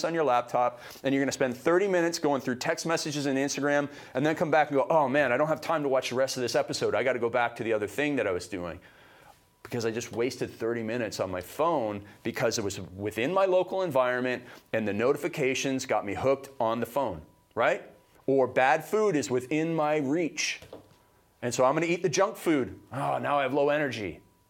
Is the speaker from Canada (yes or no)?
yes; Canada; I came from Canada. It's like a little mini America, right?